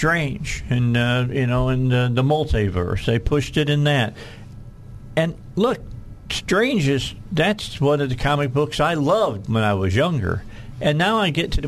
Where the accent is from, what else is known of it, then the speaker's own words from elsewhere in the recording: Hammond, Indiana, United States; now in Arkansas, United States; one of our best friends from across the street where I grew up in Hessville